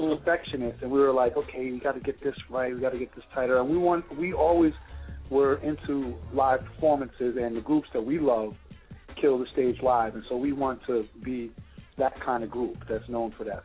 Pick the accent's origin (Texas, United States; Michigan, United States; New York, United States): New York, United States; New York City; born or raised there